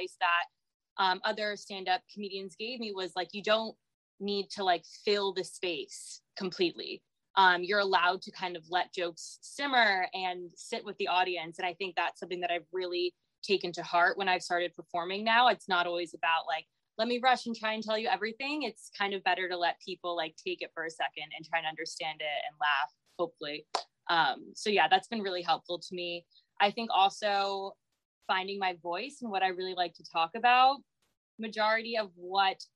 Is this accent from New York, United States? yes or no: yes; New York City, New York, United States; now in Miami, United States; I grew up in New York City